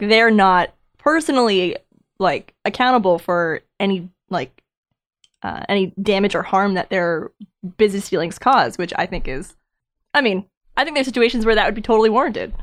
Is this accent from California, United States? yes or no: no; New Hampshire, United States; moved away; I'm from New Hampshire